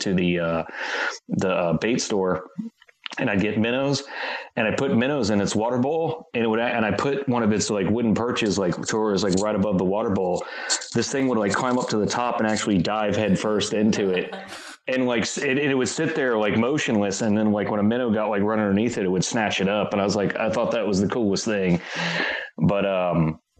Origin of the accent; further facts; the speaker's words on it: Florida, United States; moved away; I grew up in Florida originally